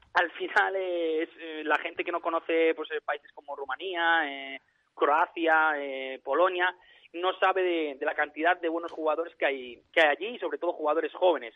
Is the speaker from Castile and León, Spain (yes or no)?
yes; Valladolid, Castile and León, Spain; moved away as an adult; now in Romania; yo soy de Valladolid